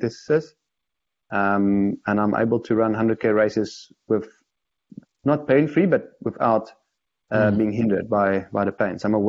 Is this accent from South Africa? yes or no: yes; South Africa